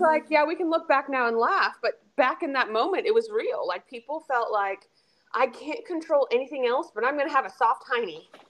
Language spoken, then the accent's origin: English; the Bay Area, California, United States; moved away; the Bay Area uh, in my actual particular town